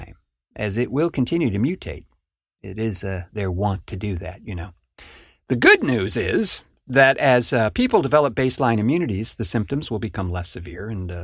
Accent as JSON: {"language": "English", "town": "San Francisco", "region": "California", "country": "United States", "tie": "born or raised there", "said": "My hometown, for instance, San Francisco."}